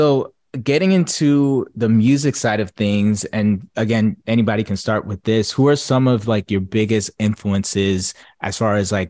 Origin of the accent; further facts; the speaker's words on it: New Jersey, United States; So I grew up in New Jersey